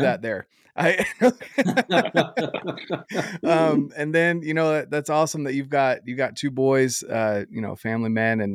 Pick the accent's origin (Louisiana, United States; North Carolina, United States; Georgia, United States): North Carolina, United States; being from North Carolina